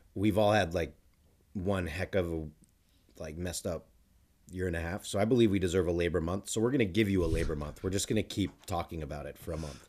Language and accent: English; United States; as an American